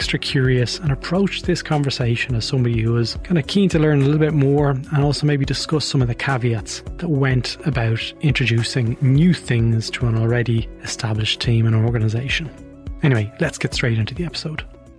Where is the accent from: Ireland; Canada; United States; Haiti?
Ireland; Leinster; And I'm actually from Louth as well, so I know I'm completely biased. But the Louth that I'm from and the Louth that you're living in are two different worlds.